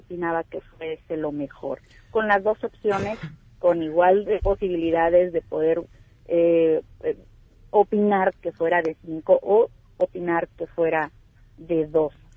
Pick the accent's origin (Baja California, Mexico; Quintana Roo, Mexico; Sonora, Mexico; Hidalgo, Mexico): Baja California, Mexico; Somos las baja californianas